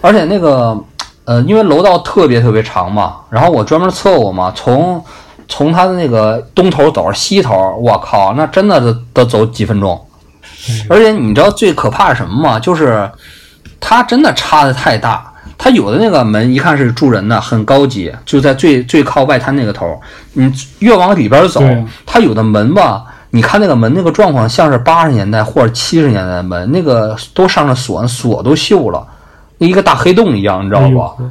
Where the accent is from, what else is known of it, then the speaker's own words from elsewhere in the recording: China; 一签约就是房东见着我是中国人，就一下翻脸了。